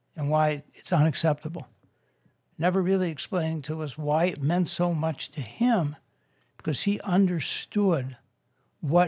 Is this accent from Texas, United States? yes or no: no; Chicago, Illinois, United States; I grew up on the South Side and South Shore